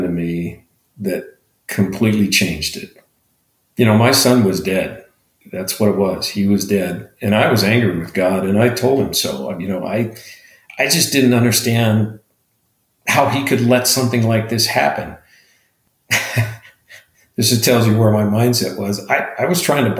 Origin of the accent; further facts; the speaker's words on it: Montana, United States; now in Arizona, United States; I live in Arizona. We lived in Arizona. I grew up in Montana.